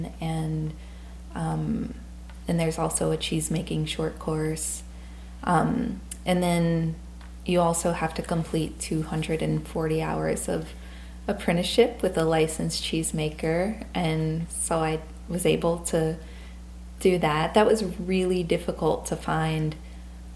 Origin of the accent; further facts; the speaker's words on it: South Louisiana, United States; moved away; I grew up in South Louisiana